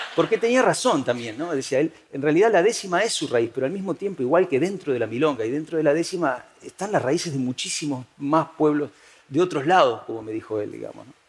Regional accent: Uruguay; moved away as an adult; now in Spain; yo me había ido a vivir desde Uruguay, de donde soy, a España

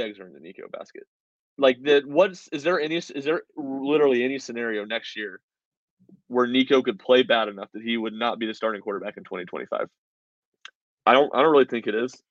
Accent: Nashville, Tennessee, United States; I'm from Nashville

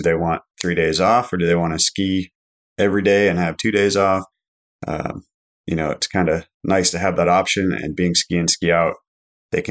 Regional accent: Alaska, United States; I grew up in Alaska my whole life.

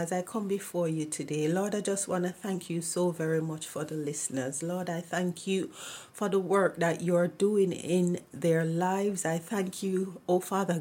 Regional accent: Jamaica; moved away; I am from Jamaica

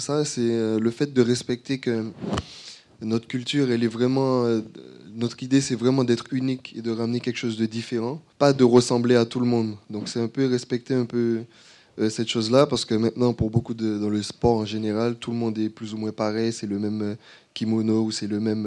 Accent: Martinique; moved away; je suis martiniquais, je suis rentré il n'y a pas longtemps

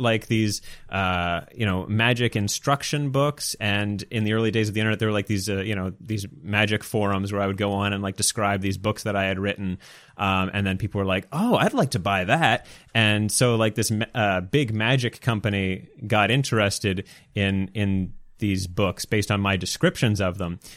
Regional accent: Canada; I'm Canadian

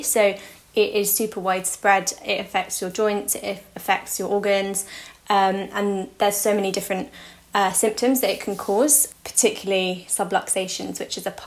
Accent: London, United Kingdom; I'm 25 and I'm from London

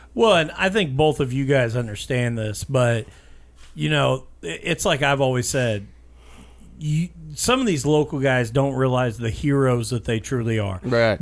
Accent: Bloomington, Indiana, United States; also born or lived in Brownstown, Indiana; I grew up in Bloomington, but now coming to Brownstown

